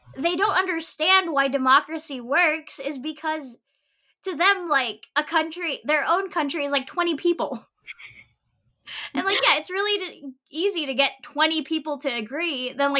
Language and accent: English; Philippines; growing up in the Philippines